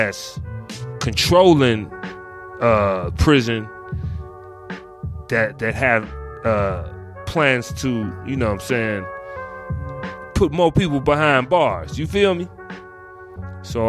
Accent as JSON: {"language": "English", "town": "Chicago", "region": "Illinois", "country": "United States", "tie": "born or raised there", "said": "I'm from Chicago"}